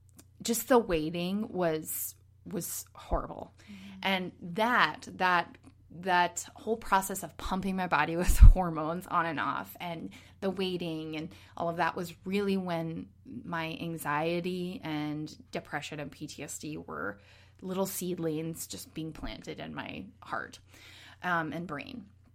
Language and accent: English; Minnesota, United States; moved away; also born or lived in Los Angeles / New York; I'm originally from Minnesota, but I have lived with my husband all over the country